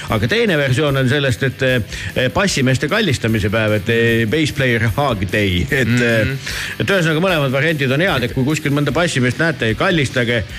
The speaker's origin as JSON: {"language": "Estonian", "town": "Tallinn", "region": "Harju County", "country": "Estonia", "tie": "born or raised there", "said": "olen kasvanud eh, Nõmmel suusahüppetorni kõrval"}